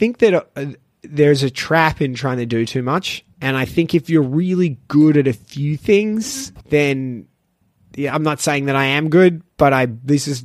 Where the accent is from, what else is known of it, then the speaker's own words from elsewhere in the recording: Melbourne, Victoria, Australia; moved away as an adult; now in Shanghai, China; I'm from Melbourne